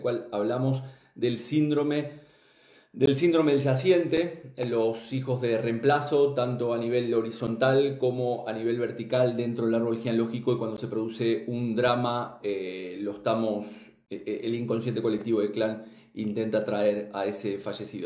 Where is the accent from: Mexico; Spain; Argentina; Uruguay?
Uruguay; soy este, uruguayo